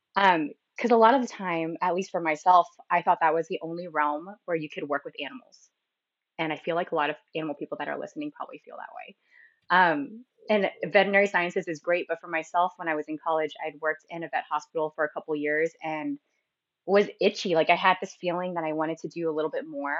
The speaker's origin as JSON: {"language": "English", "town": "San Diego", "region": "California", "country": "United States", "tie": "born or raised there", "also_born_or_lived": "Philadelphia / Singapore", "said": "I lived I've lived in San Diego essentially my whole life, so I call it my home base"}